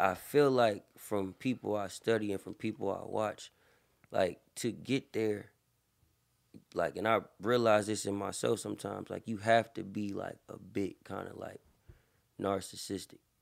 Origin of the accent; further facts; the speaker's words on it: Berkeley, California, United States; also born or lived in Antioch, California; I was born in Berkeley. Most of my family, um, is rooted in Berkeley.